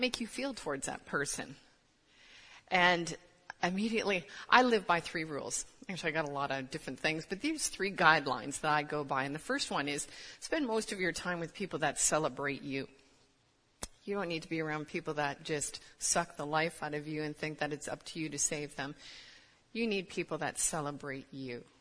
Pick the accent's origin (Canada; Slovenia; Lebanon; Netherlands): Canada; moved away as an adult; now in United States; I'm actually Canadian.